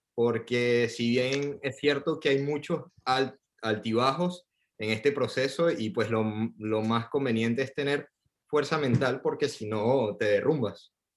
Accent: Venezuela; moved away as an adult; also born or lived in Buenos Aires, Argentina; now in Paris, France; Yo tengo cuatro años que me fui de Venezuela

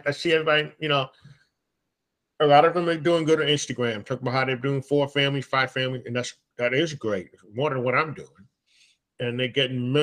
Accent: New York, United States; I speak from New York. I'm a New Yorker.

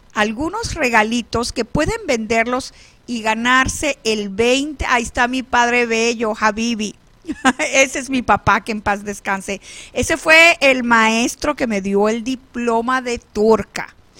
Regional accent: San Luis, Falcón, Venezuela; now in Phoenix, United States; mi pueblo de San Luis, Estado Falcón, Venezuela

